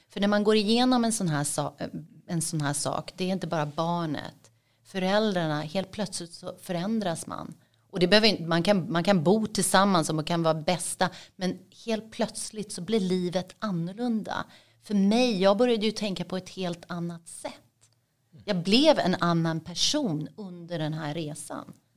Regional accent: Sweden; moved away as an adult; also born or lived in Dubai; Mitt hemland är ju Sverige men det var där jag bodde och där hade jag bott

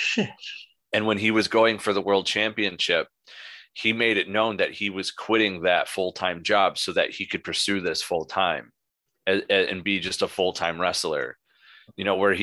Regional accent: 45 minutes from Syracuse, New York, United States; Moose went to college 45 minutes away from my hometown, Syracuse University

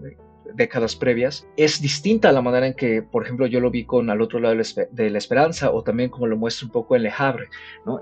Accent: Mexico; acá como audiencia mexicana

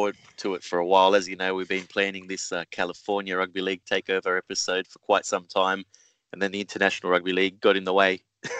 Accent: Australia; I'm Australian

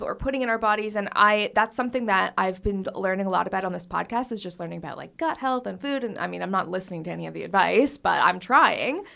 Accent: Canada; moved away; I'm Canadian

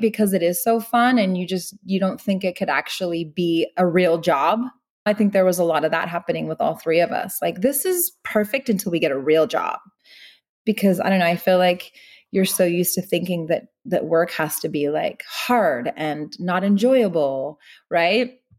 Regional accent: Meadow Vista, California, United States; now in Los Angeles, United States; where we grew up back in Northern California. It's a town called Meadow Vista

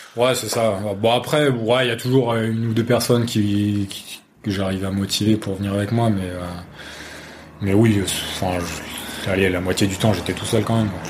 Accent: Saint-Quentin, Hauts-de-France, France; je suis originaire de Saint-Quentin en Picardie

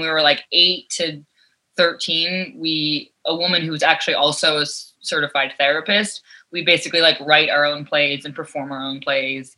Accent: New York, United States; growing up in New York, like being on the subway, I was exposed to so many different types of characters

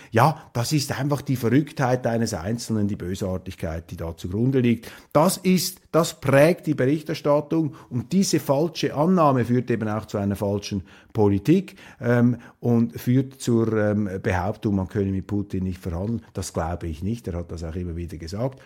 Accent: Switzerland; hier als Schweizer, äh, jenseits der Landesgrenze

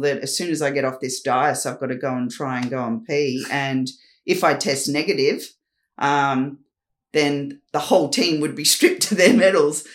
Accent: Newcastle, New South Wales, Australia; moved away; also born or lived in Perth / Sydney; I was a girl from Newcastle, from Redhead Beach, a little community town that I grew up in.

